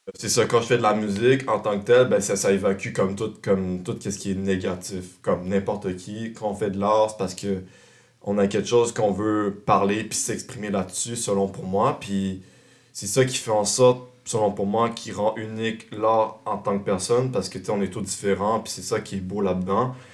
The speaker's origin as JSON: {"language": "French", "town": "Montreal", "region": "Quebec", "country": "Canada", "said": "je viens du sud-ouest de Montréal"}